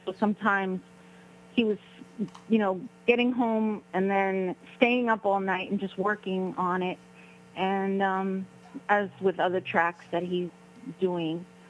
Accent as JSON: {"language": "English", "town": "New York City", "region": "New York", "country": "United States", "said": "we're both from Brooklyn, New York."}